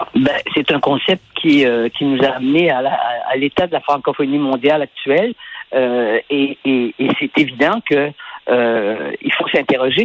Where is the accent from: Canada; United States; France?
Canada; Quebec; chez nous au Québec